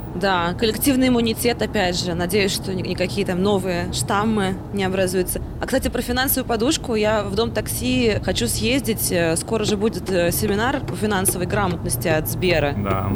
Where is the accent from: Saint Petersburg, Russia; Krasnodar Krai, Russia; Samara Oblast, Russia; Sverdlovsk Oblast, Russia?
Samara Oblast, Russia; Samara; moved away as an adult; now in Moscow, Russia; я из Самары, и тут 13 э, лет